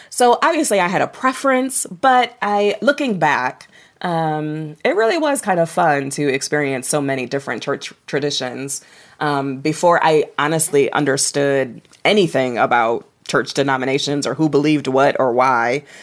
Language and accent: English; Toledo, Ohio, United States; I grew up in Toledo, Ohio